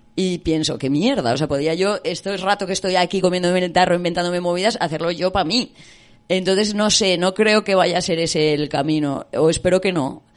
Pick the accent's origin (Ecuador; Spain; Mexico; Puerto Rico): Spain; moved away as an adult; also born or lived in United Kingdom